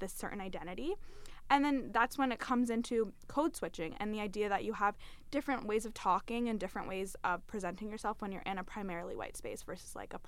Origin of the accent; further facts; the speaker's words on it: London, United Kingdom; I grew up in London. I went to a primarily, like, white elementary school.